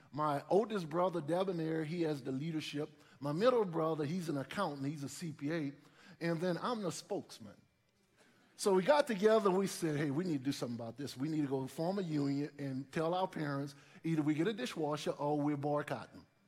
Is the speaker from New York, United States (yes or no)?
no; New Orleans, Louisiana, United States; growing up in New Orleans, two older brothers, my parents sent us to church.